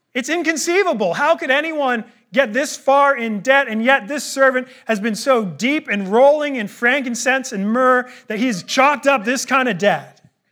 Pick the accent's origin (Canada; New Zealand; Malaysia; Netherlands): Canada; I'm a Canadian